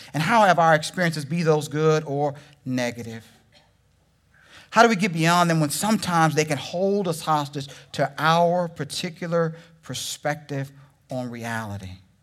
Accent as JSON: {"language": "English", "region": "Texas", "country": "United States", "also_born_or_lived": "Oklahoma", "moved": "yes", "said": "I'm from Texas."}